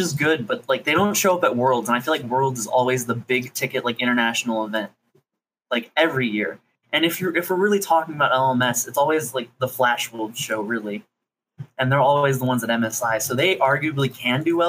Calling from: St. Louis, Missouri, United States; I'm calling from St. Louis, Missouri.

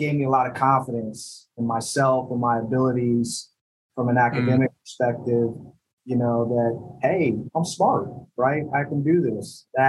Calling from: New York City, New York, United States; I'm calling in from the office. I'm in New York City at 345 Park Ave.

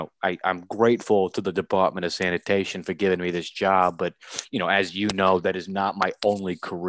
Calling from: Staten Island, New York, United States; I'm now in New Dorp at my home in Staten Island. Yep, New Dorp, New York, in Staten Island.

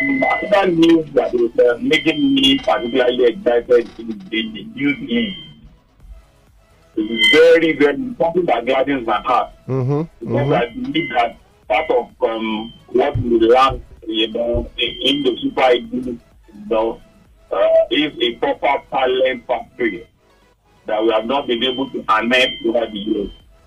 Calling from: Lagos, Nigeria; I'm calling from Lagos.

